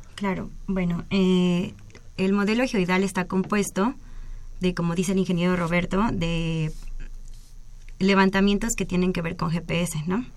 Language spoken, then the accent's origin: Spanish; Mexico; soy la primer mexicana